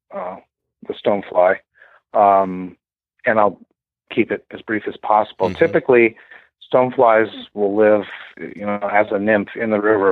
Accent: Portland, Oregon, United States; now in Maupin, United States; I'm originally from Portland, born and raised

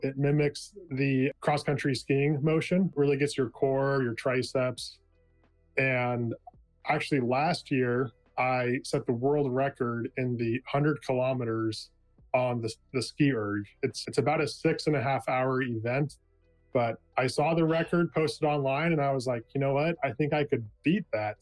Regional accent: California, United States; moved away as an adult; now in Oregon, United States; I was born and raised in California. I spent the first 25 years of my life there

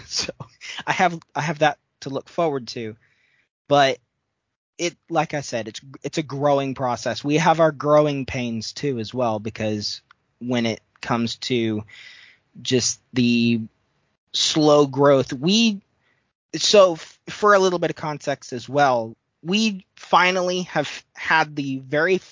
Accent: United States; as an American

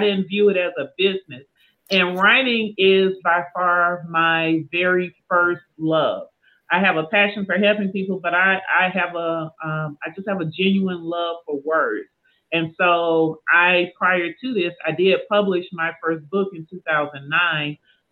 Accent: Southwest Georgia, United States; now in Atlanta, United States; I am an Atlanta transplant. I was born and raised in Southwest Georgia, but I've been here in Atlanta for many years, South Metro

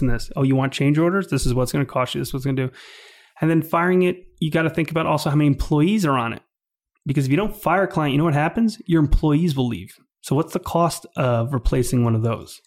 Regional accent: New York, United States; also born or lived in Calgary, Canada; I grew up in New York my whole life

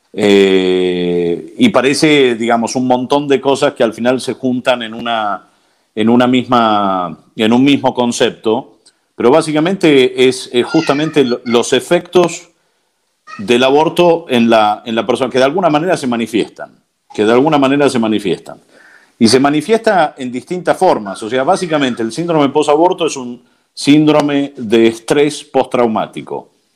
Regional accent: Buenos Aires, Argentina; moved away as an adult; also born or lived in United States / New York / Connecticut / California; now in Civita Castellana, Italy; soy argentino, nací en, Buenos Aires en el 78

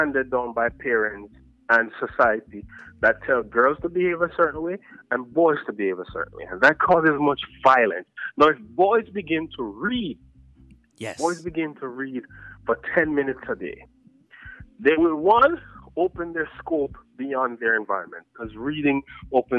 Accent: Buff Bay, Portland, Jamaica; also born or lived in Belvedere, Jamaica; Buff Bay was the place that I spent a lot of time, and I grew up there as well

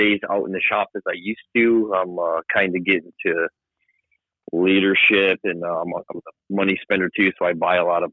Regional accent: Johnstown, New York, United States; moved away as an adult; I grew up in upstate New York, kind of 40 minutes northwest of Albany

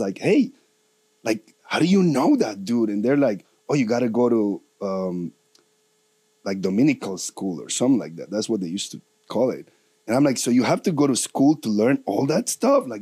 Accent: Colombia; moved away; I'm from Colombia

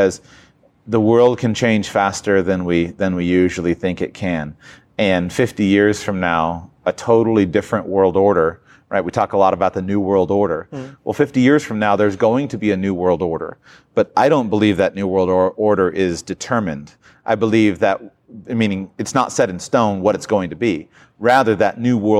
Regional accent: United States; I come from the United States of America

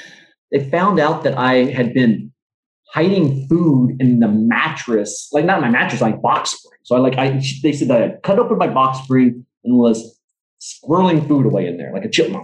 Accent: Vietnam; born there; Like I was adopted, I was born in Vietnam, you know?

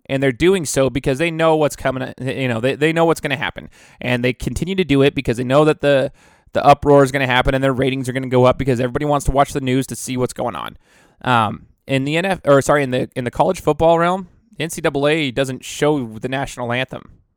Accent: United States; I'm as American as it gets

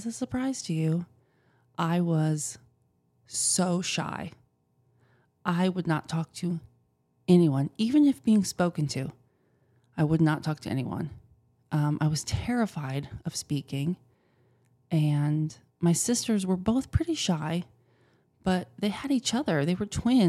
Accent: Wisconsin, United States; I grew up in the Midwest.

